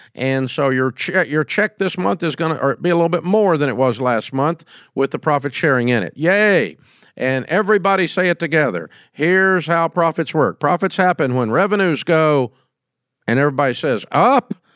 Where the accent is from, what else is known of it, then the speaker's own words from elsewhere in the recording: Antioch, Tennessee, United States; I'm from Antioch, Tennessee